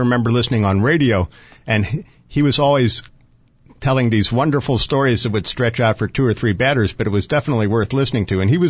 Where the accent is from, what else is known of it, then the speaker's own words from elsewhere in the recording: St. Louis, Missouri, United States; as a kid growing up in St. Louis